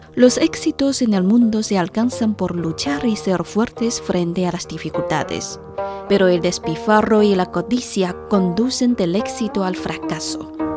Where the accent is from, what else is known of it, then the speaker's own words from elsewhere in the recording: China; todos los chinos sabemos recitar